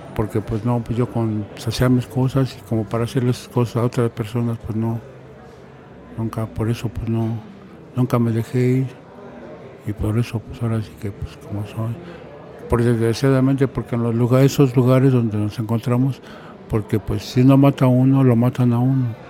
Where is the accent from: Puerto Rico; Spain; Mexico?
Mexico; Mexico City; yo que soy nativo de ahí